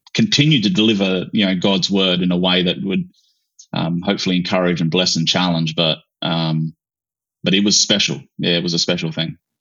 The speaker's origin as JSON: {"language": "English", "country": "Australia", "tie": "born or raised there", "said": "I grew up in in Australia, but I grew up in far north, like you know, the outback"}